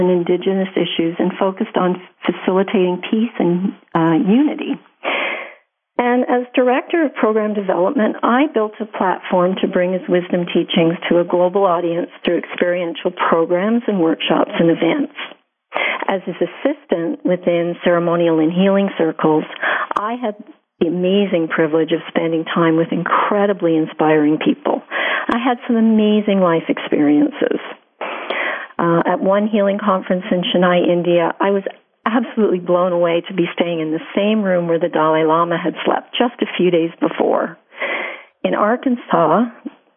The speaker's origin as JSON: {"language": "English", "town": "Montreal", "region": "Quebec", "country": "Canada", "tie": "born or raised there", "said": "I grew up on the West Island of Montreal"}